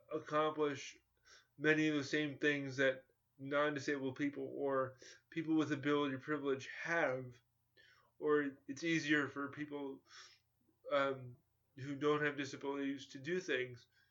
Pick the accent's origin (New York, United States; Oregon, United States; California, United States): New York, United States; born or raised there